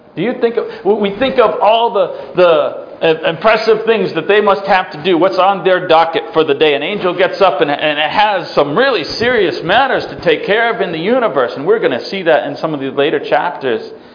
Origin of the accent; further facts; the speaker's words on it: Massachusetts, United States; I was raised in Massachusetts